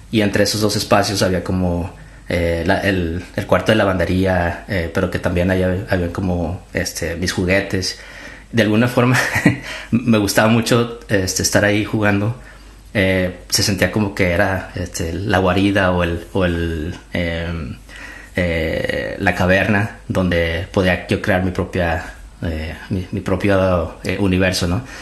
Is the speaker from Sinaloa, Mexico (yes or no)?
no; Torreón, Coahuila, Mexico; yo soy de Torreón, yo soy originalmente de Torreón, de la Perla de la Laguna. Y yo creo que ah, uno de los clichés, desde chiquito yo pensé que iba a ser arquitecto.